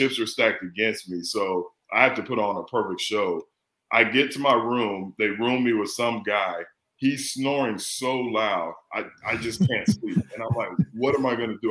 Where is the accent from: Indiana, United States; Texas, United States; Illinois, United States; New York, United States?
Texas, United States; San Antonio; moved away as an adult; also born or lived in Philadelphia; growing up in San Antonio